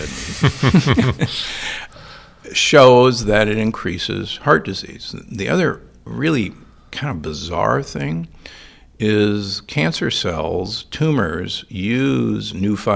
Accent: United States; also born or lived in Omaha, Nebraska / Milwaukee, Wisconsin; I grew up in Omaha and Milwaukee

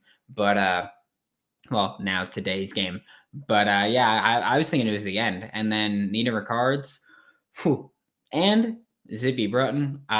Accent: Queens, New York, United States; I know I've mentioned that I'm from New York a lot. I know I mentioned that I live in New York. I'm from Queens specifically.

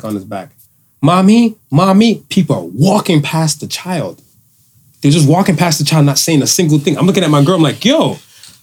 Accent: United States; I grew up in America

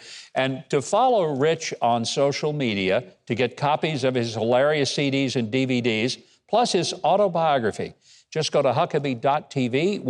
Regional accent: Arkansas, United States; president from my home state, President Clinton.

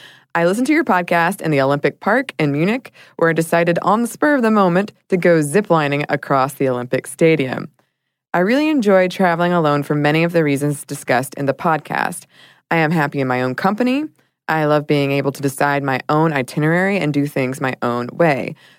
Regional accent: Ireland; I am Irish, and as Ireland is a very small country, the vast majority of people have passports

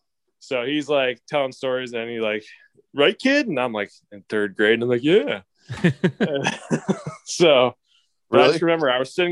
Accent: Canton, Ohio, United States; growing up in Canton, Ohio, Football Hall of Fame City.

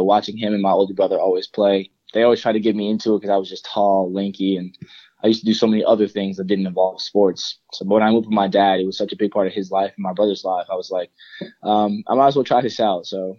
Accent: Bronx, New York, United States; Mainly, I grew up in Bronx, New York. I kind of moved around a lot when I was younger.

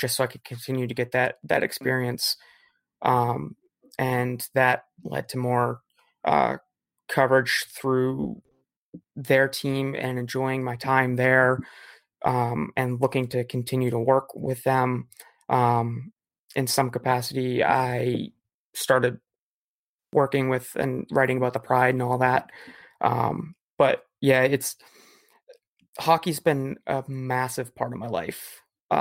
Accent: New England, United States; growing up in New England, all we had was the Bruins growing up

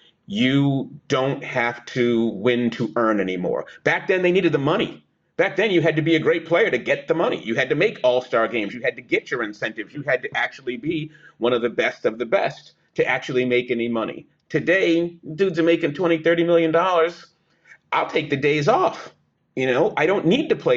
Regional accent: Boston, Massachusetts, United States; I grew up in Boston.

